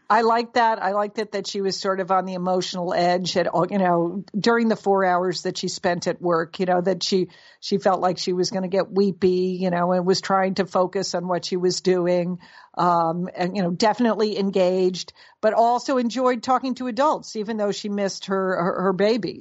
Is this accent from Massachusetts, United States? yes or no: no; Connecticut, United States; our mother, who lived in Connecticut, where we grew up in Connecticut